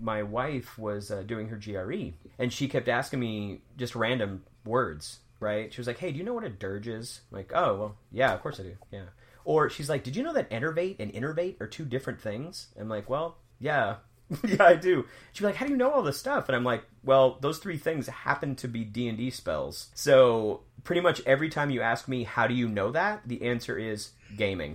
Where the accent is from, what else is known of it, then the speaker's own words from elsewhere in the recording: the South, United States; when I was growing up in the South